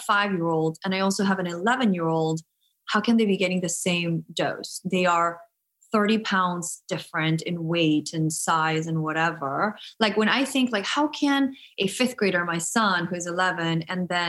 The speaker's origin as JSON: {"language": "English", "country": "Guatemala", "tie": "born or raised there", "moved": "yes", "said": "I'm from Guatemala. I never grew up with shots."}